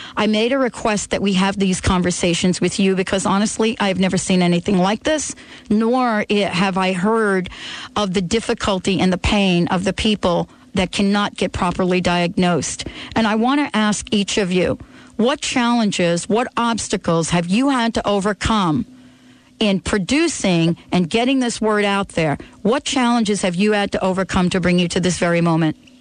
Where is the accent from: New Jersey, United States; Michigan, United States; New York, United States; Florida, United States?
New Jersey, United States; I'm from New Jersey